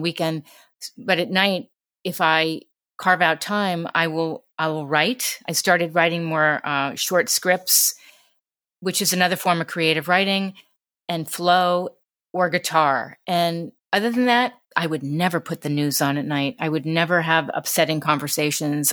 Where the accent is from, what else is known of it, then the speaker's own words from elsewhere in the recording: New York City, New York, United States; growing up in New York City